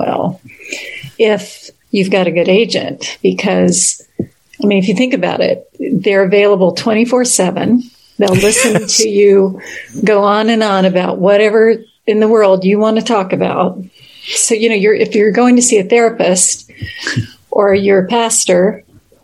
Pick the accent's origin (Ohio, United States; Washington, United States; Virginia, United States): Virginia, United States; now in San Francisco, United States; I grew up in Virginia